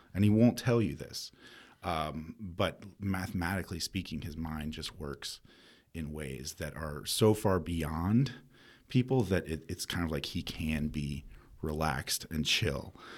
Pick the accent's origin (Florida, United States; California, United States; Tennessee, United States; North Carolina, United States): North Carolina, United States; Winston-Salem; also born or lived in East Bend, North Carolina / New Mexico; I was born in Winston